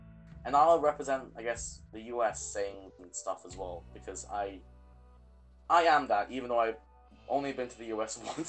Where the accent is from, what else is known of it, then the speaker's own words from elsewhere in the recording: Philippines; now in United Kingdom; Yeah, we're Filipino, and we'll get into that culture in an episode. We live in the UK